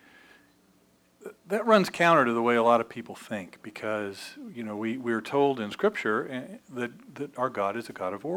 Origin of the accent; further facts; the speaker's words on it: Evansville, Indiana, United States; This is Holy Rosary Catholic Church in Evansville, Indiana. Now, that was my home church growing up.